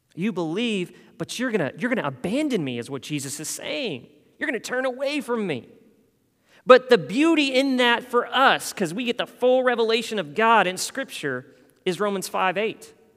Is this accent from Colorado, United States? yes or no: yes; Denver, Colorado, United States; moved away as an adult; also born or lived in Louisville, Kentucky; now in San Jose, United States; in Colorado, I, I grew up in the Den, what's called the Denver metro area